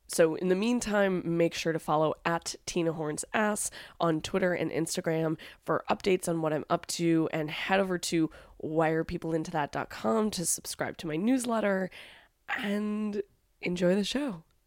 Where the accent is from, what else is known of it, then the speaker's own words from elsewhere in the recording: New York, United States; I'm such a New Yorker.